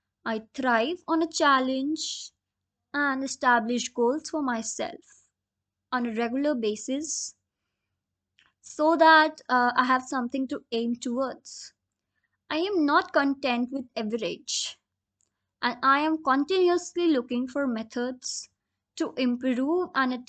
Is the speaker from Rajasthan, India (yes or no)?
yes; Rajasthan, India; moved away; also born or lived in Delhi / Dehradun; I was born in Delhi and raised in the state of Rajasthan.